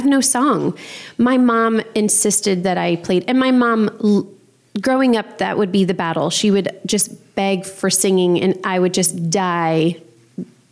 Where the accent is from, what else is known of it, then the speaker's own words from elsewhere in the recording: New Orleans, Louisiana, United States; growing up in New Orleans with a single mom